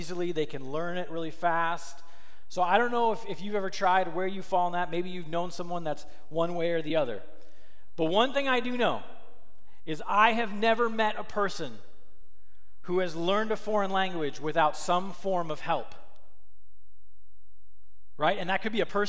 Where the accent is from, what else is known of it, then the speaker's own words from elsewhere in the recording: Minnesota, United States; I grew up in Minnesota, which is right next to Canada